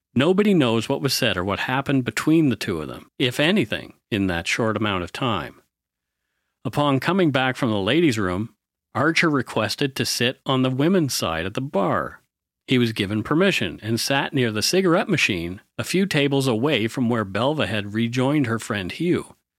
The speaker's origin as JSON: {"language": "English", "town": "Bridgewater", "region": "Nova Scotia", "country": "Canada", "tie": "born or raised there", "said": "that's what my hometown was like, too. Bridgewater"}